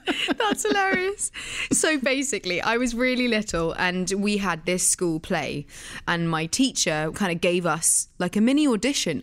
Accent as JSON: {"language": "English", "area": "Oxfordshire", "region": "South East England", "country": "United Kingdom", "tie": "born or raised there", "also_born_or_lived": "London", "said": "I was born in London, but raised in the countryside around London, sort of in Oxfordshire."}